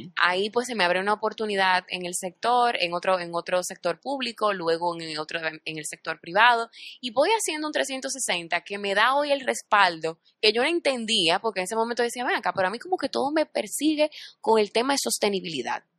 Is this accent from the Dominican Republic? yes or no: yes; Dominican Republic; Muy orgullosa de ser dominicana